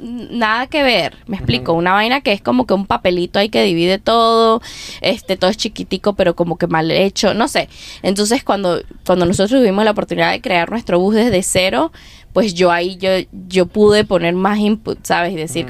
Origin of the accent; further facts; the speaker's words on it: Mérida, Venezuela; moved away as an adult; also born or lived in Wisconsin / Nashville; now in United States; soy de Venezuela, soy de Mérida, me mudé a los Estados Unidos en el dos mil catorce